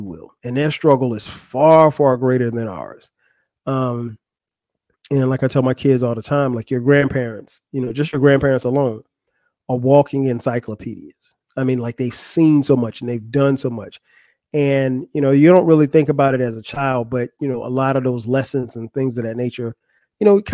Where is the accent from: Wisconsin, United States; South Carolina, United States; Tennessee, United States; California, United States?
South Carolina, United States; Florence; moved away; also born or lived in Atlanta, Georgia; Florence, South Carolina. That's my hometown. That's where I grew up